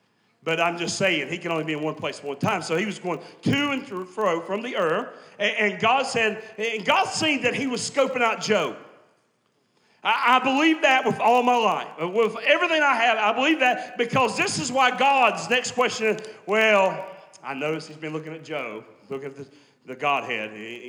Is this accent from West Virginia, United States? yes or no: yes; West Virginia, United States; every time I talk to people, they never think that I'm from West Virginia or anywhere like that. They always say Texas.